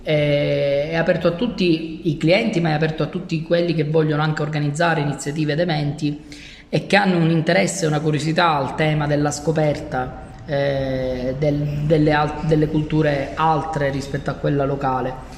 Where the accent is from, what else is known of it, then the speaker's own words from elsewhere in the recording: Palermo, Sicily, Italy; Io sono il primo di, eh, quattro fratelli, il primo di dieci nipoti e sono l'ultimo rimasto a Palermo. La mia famiglia si è sparsa per il mondo in cerca di migliori opportunità.